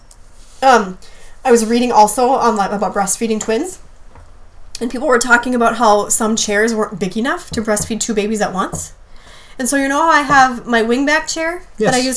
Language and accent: English; Hibbing, Minnesota, United States; moved away; my hometown in northern Minnesota, Hibbing